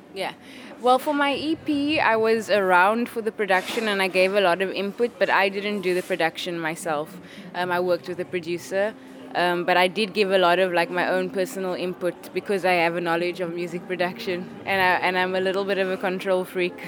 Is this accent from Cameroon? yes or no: no; Cape Town, Western Cape, South Africa; moved away as an adult; now in London, United Kingdom; I am from Cape Town, South Africa